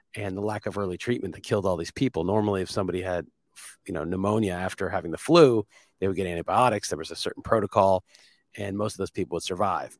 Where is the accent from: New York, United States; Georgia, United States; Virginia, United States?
New York, United States; moved away; I'm from New York